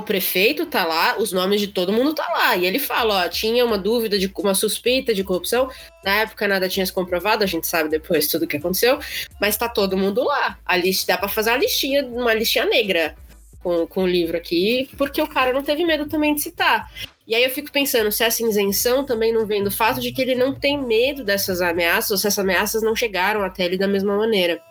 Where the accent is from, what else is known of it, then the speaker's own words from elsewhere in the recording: São Paulo, Brazil; eu sou paulista